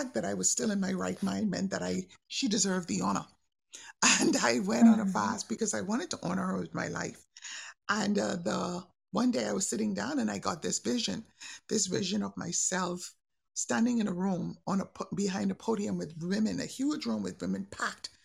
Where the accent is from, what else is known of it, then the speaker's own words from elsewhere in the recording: Bahamas; I'm from the Bahamas